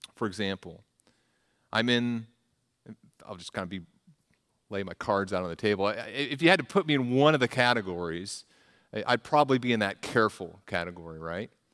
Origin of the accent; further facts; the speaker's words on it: the South, United States; moved away as an adult; also born or lived in Midwest; I'm from the South